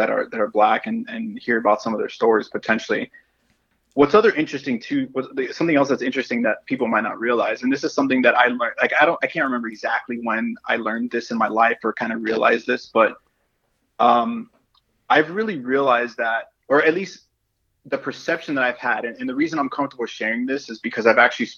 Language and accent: English; Miami, Florida, United States; growing up here and especially growing up in Miami